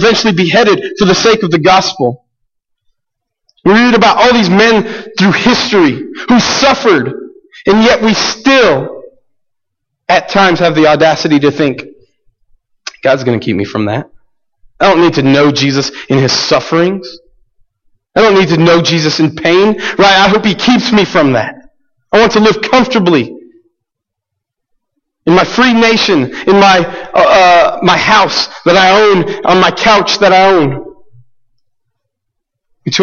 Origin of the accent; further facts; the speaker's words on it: United States; we, especially as American Christians